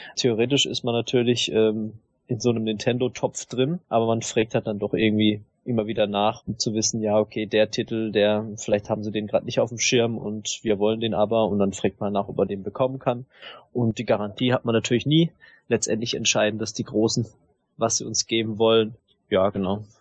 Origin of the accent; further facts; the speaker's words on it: Southern Germany, Germany; ich bin halt aus dem Süden